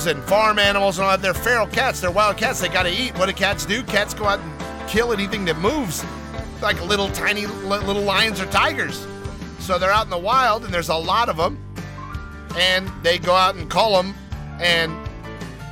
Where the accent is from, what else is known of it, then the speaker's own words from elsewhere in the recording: the South, United States; I am from the South. I'm a big old redneck.